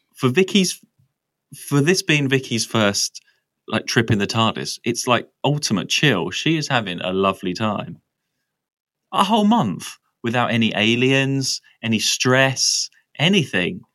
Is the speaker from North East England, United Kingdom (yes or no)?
no; Essex, East of England, United Kingdom; I'm from Essex as well, which is very rural.